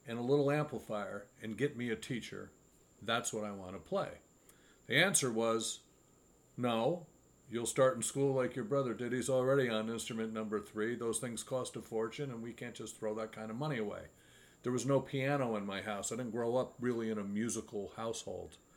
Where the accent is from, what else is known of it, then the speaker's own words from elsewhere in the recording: Hyde Park, New York, United States; when I was growing up here in the, I'm from Hyde Park, so the Poughkeepsie area